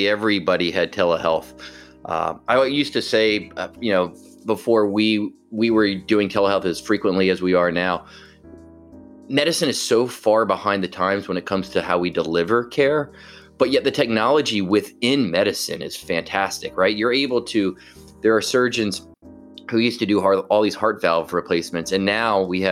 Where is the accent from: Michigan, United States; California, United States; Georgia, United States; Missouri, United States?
Georgia, United States; Atlanta; I grew up here in Atlanta.